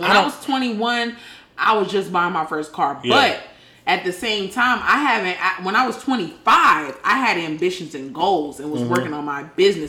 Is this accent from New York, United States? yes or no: yes; New York, United States; now in Georgia, United States; I'm from New York.